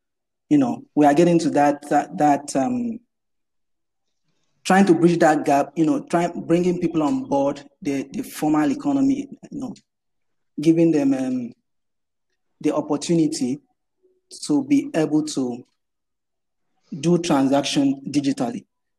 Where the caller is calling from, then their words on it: Lagos, Nigeria; I'm joining here from Lagos, Nigeria.